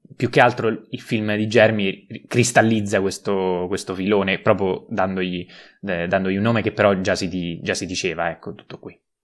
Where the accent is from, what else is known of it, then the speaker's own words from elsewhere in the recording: Rome, Lazio, Italy; da romano